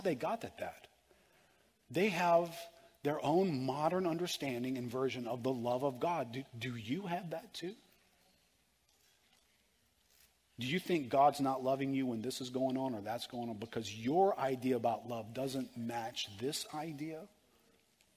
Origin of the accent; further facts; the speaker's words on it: United States; Being an American